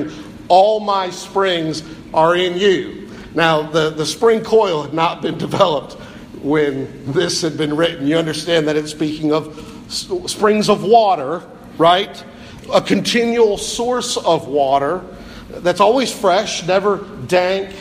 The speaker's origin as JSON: {"language": "English", "region": "Pennsylvania", "country": "United States", "tie": "born or raised there", "said": "I was born in Pennsylvania"}